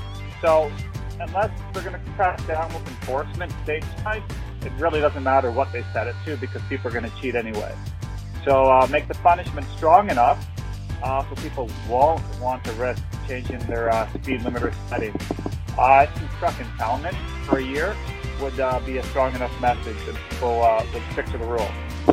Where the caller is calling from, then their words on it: Canada; calling from Canada.